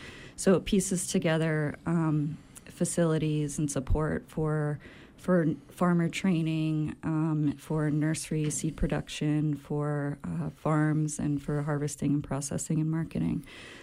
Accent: Maine, United States; I'm from Maine

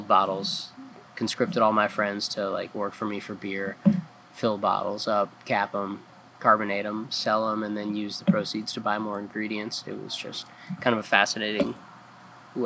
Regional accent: just outside Philadelphia, Pennsylvania, United States; moved away as an adult; also born or lived in Colorado Springs, Colorado / Fort Collins, Colorado / Montana / New Orleans; now in Ellsworth, United States; I was born just outside Philadelphia, and grew up there

